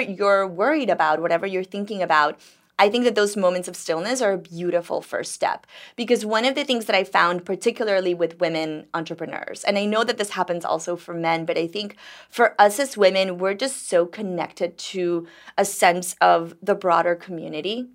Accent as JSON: {"language": "English", "country": "Dominican Republic", "tie": "born or raised there", "also_born_or_lived": "New York", "moved": "yes", "lives_now": "Miami, United States", "said": "I grew up in Dominican Republic"}